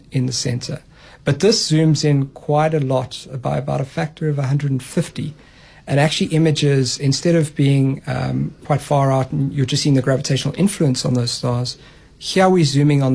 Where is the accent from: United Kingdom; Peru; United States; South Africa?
South Africa; Free State; I grew up in the Free State.